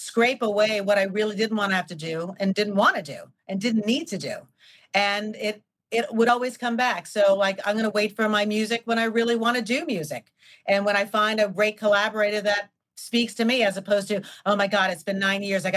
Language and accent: English; New York, United States; being born and raised in New York